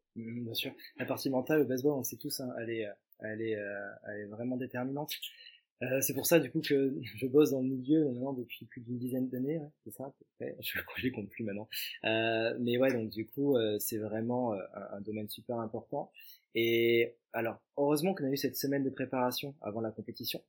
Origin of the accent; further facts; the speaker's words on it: Montpellier, Occitania, France; je suis originaire de Montpellier, natif de Montpellier